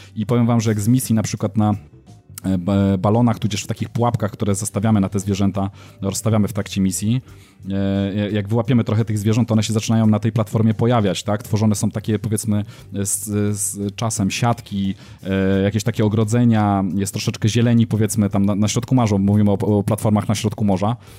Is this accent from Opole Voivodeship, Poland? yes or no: yes; Brzeg, Opole Voivodeship, Poland; now in Gdynia, Poland; ja się wychowałem na południu Polski, spędziłem swoje dzieciństwo i tam blisko miasta, w którym, z którego pochodzę, pochodzę z brzegu